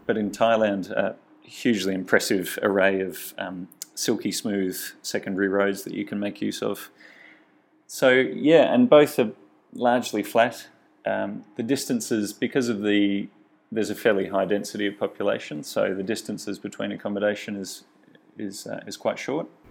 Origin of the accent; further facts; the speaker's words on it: Australia; my home country, Australia